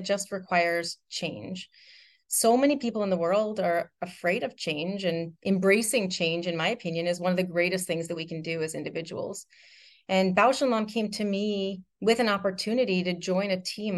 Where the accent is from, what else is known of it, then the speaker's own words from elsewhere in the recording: Randolph, New Jersey, United States; I grew up in Randolph, New Jersey, surrounded by lots of family and extended family and a ton of friends